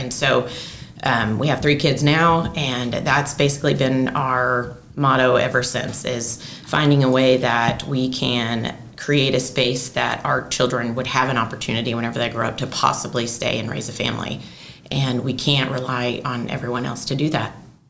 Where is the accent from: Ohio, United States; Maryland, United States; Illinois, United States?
Illinois, United States; Murphysboro; moved away as an adult; I grew up, born and raised in Murphysboro, and never really went outside the walls of Murphysboro. Didn't drive on an interstate until I was 18 years old.